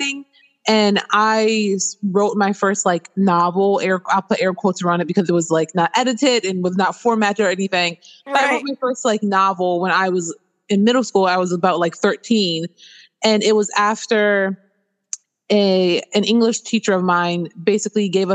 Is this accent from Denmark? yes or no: no; Baltimore, Maryland, United States; now in Washington State, United States; I'm originally born and raised in Baltimore City, so East Coast, East Coast. But I am currently residing in Washington State